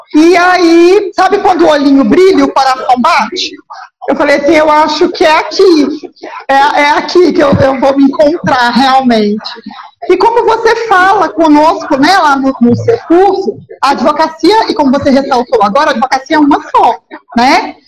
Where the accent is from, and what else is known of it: Minas Gerais, Brazil; accent: mineiro